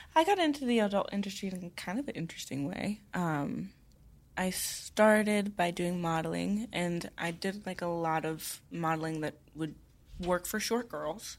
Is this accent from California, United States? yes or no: no; Tennessee, United States; I grew up in Tennessee